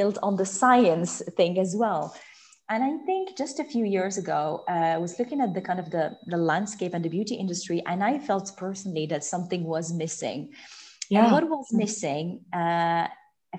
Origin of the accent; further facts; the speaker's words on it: Morocco; moved away as an adult; also born or lived in Paris / London; I grew up in Morocco. I was there until I was 17